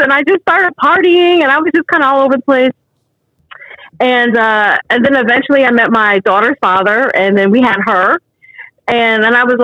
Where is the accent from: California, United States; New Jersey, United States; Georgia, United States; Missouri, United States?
New Jersey, United States; moved away as an adult; also born or lived in Illinois; I'm originally from New Jersey. I was born and raised in New Jersey.